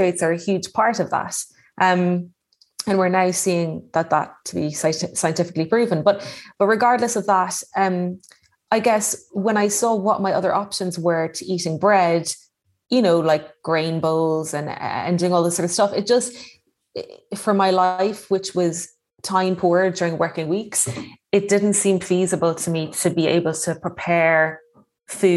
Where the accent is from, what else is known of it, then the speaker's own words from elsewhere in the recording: Ireland; moved away as an adult; also born or lived in London / East Sussex; now in Westport, Ireland; as an Irish person, there is like a huge bread culture here